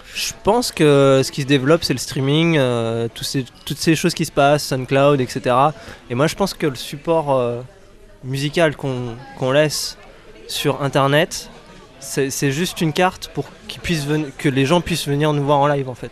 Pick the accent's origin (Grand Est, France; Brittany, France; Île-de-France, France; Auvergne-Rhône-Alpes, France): Brittany, France; Rennes; je suis rennais